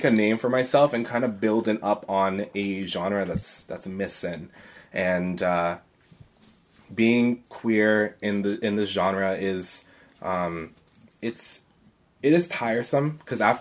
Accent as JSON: {"language": "English", "country": "Canada", "said": "I'm a Canadian"}